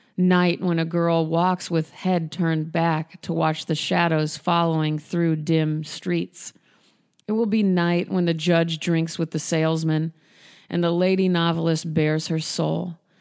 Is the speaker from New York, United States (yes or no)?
no; Nebraska, United States; moved away as an adult; also born or lived in Chicago; I'm from Nebraska and I didn't grow up around many artists